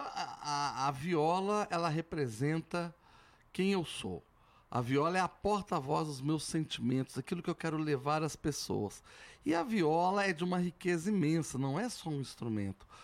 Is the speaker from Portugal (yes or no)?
no; São João del-Rei, Minas Gerais, Brazil; moved away; also born or lived in Belo Horizonte; São João del Rei é a raiz, que vem do barroco mineiro